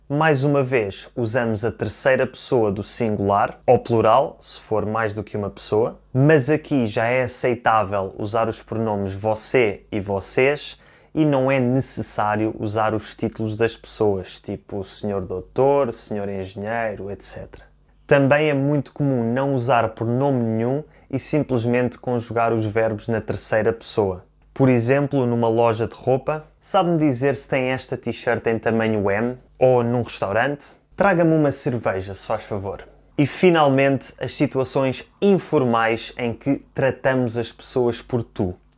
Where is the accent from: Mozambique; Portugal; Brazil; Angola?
Portugal; eu próprio, que nasci e cresci em Portugal